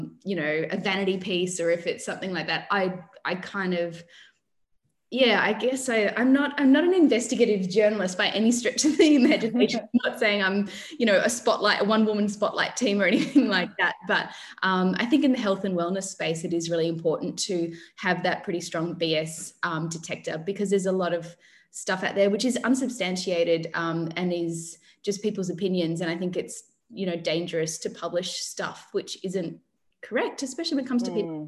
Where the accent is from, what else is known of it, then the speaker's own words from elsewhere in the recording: Mildura, Victoria, Australia; now in Sydney, Australia; I grew up in Mildura, which is a rural town